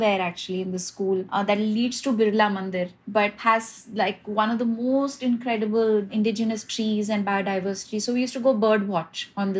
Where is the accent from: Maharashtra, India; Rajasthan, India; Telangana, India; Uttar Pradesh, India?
Telangana, India; Hyderabad; now in Mumbai, India; I actually grew up, I was born and brought up in Hyderabad